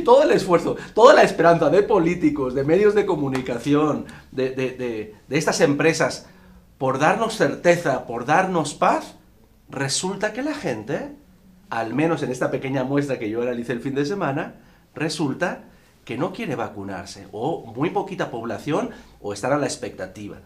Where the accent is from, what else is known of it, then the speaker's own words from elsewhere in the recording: Spain; En mi país, en España